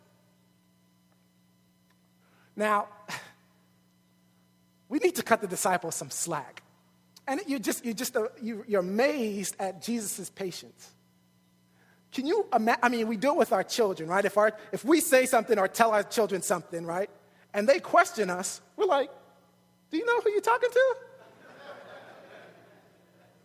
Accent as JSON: {"language": "English", "town": "New York City", "region": "New York", "country": "United States", "said": "I'm from New York"}